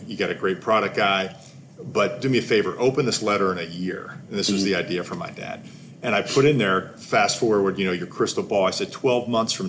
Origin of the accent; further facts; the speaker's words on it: Pittsburgh, Pennsylvania, United States; I'm from Pittsburgh, Pennsylvania.